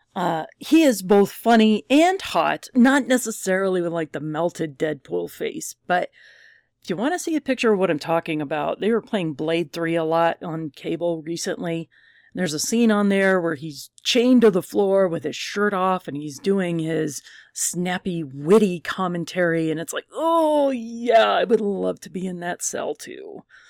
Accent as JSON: {"language": "English", "region": "Colorado", "country": "United States", "said": "I am from Colorado"}